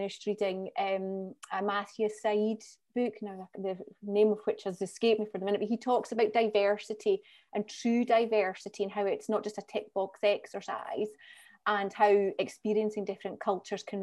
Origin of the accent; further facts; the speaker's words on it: Scottish Borders, Scotland, United Kingdom; also born or lived in Edinburgh; So I'm from the Scottish Borders. The furthest I've gone to live and work has been Edinburgh, which is an hour up the road. Didn't even stay there very long, came back down